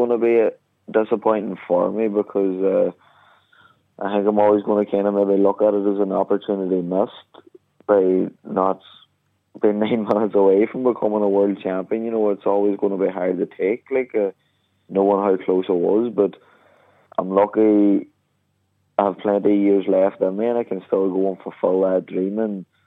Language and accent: English; Donegal, Ulster, Ireland; the Fun Valley Centre last night in my hometown